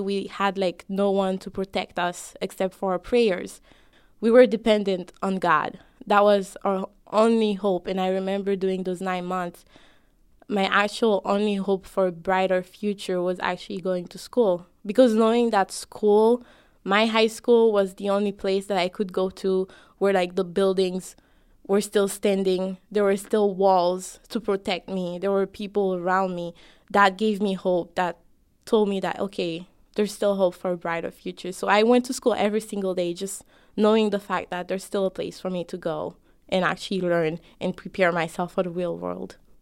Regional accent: Haiti; now in United States; I'm both an American me and a Haitian me

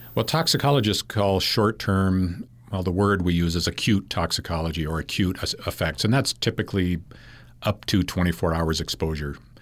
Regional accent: Claremont, California, United States; now in Logan, United States; I grew up in the Los Angeles area in a, in a city called Claremont, California

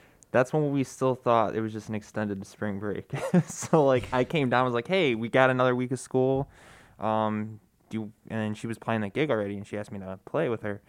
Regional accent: Lockport, Illinois, United States; It's Lockport. It's actually one town over. It's kind of funny. I've lived there my whole life

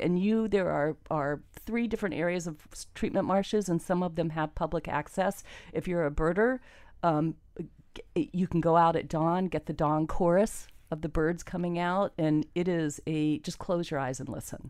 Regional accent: Miami, Florida, United States; also born or lived in Ocala, Florida; We moved down here. I was brought up by a single mom

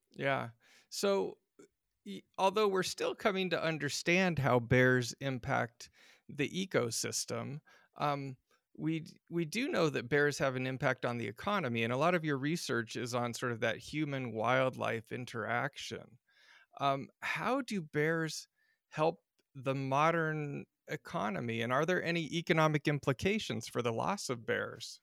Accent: Alaska, United States; I grew up in Alaska, out, just outside of Denali National Park

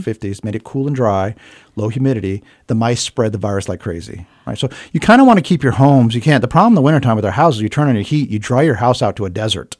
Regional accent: Hawaii, United States; now in Bethlehem, United States; I grew up in Hawaii as a kid

